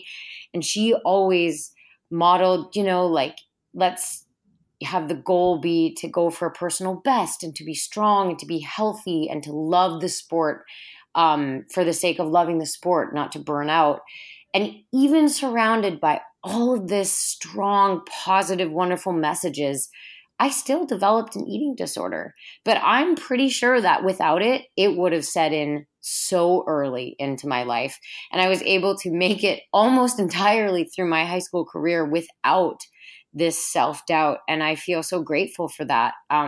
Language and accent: English; Minnesota, United States; It was awesome. I grew up in a really active, outdoorsy family. And so we were always going camping or going hiking or, you know, canoeing in the St. Croix River.